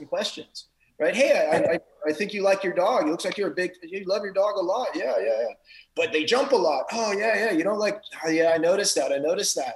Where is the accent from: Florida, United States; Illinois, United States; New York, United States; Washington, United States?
Florida, United States; I'm Florida man.